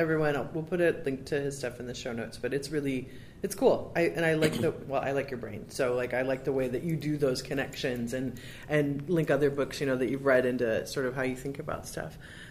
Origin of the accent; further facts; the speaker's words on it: Michigan, United States; also born or lived in Zionsville, Indiana; now in California, United States; I'm from Michigan, and I lived in Zionsville.